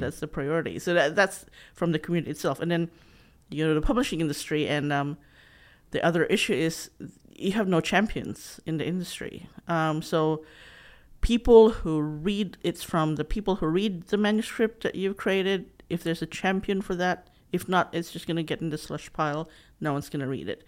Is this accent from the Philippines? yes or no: yes; Philippines; English is a second language; moved away as an adult; also born or lived in Sydney, Australia; now in Australia; So I grew up, um, talking in my dialect, and then I had to talk in the national language in Tagalog in the Philippines, and then English